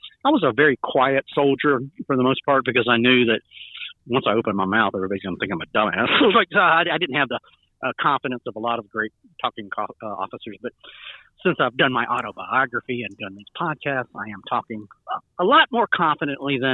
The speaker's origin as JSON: {"language": "English", "region": "Georgia", "country": "United States", "tie": "born or raised there", "also_born_or_lived": "South Carolina", "said": "I grew up in Georgia and in South Carolina for the most part."}